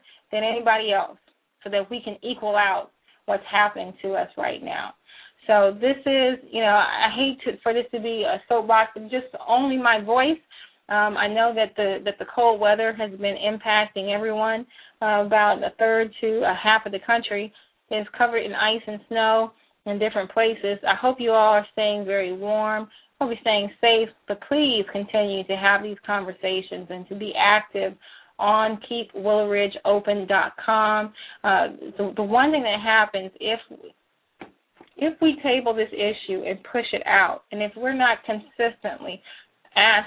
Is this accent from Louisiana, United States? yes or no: no; Missouri City, Texas, United States; I came from Willowridge High School